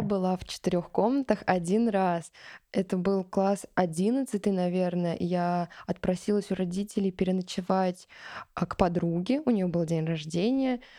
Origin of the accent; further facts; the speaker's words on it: Kazan, Tatarstan, Russia; я из Казани